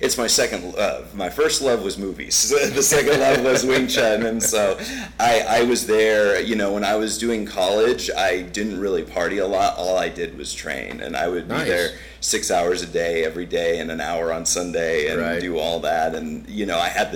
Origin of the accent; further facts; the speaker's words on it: Laredo, Texas, United States; moved away as an adult; now in San Antonio, United States; I'm from Laredo, Texas.